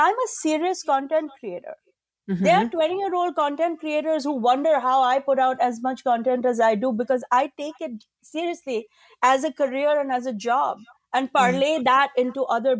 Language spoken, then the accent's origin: English; India; as an Indian woman